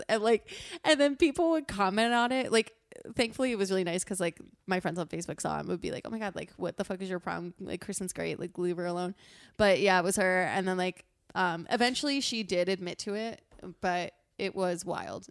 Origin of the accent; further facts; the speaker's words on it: Pennsylvania, United States; we're from Pennsylvania